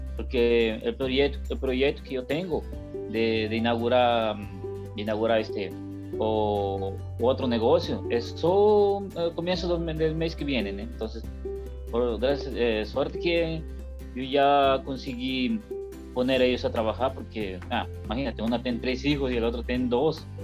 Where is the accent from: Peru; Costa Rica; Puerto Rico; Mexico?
Peru; now in Brazil; Vamos a hablar como peruanos.